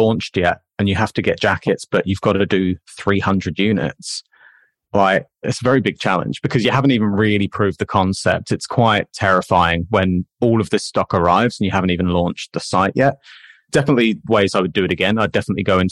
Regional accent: England, United Kingdom; now in Australia; Being English

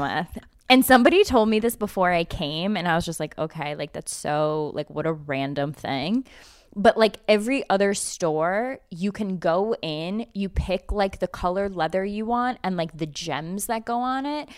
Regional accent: United States; as an American

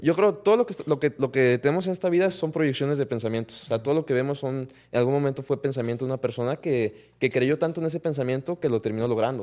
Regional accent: Mexico

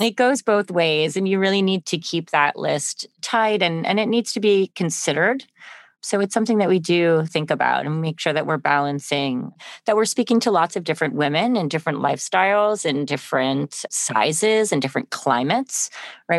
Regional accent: Connecticut, United States; I grew up in Connecticut

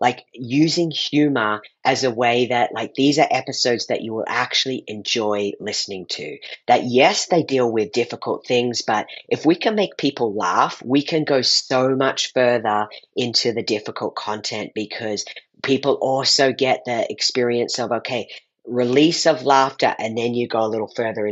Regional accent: Australia; I grew up in Australia, so I grew up eating every morning yeast paste, otherwise known as Vegemite

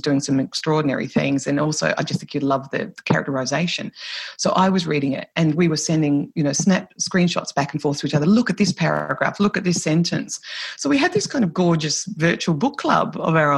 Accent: Australia; accent: Australian; moved away as an adult; now in Ireland; I'm Irish Australian because I have dual nationality

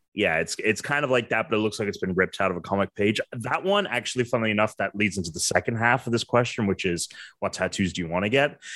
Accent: England, United Kingdom; moved away; I'm from England.

